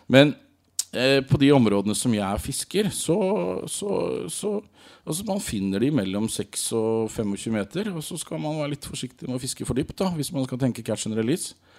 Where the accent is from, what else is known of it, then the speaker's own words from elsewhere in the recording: Rogaland, Norway; jeg er jo rogalending